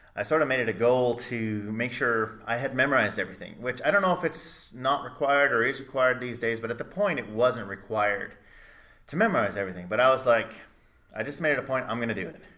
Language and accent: English; Blue Island, Illinois, United States; also born or lived in Chicago; I was born in the mecca of Blue Island, Illinois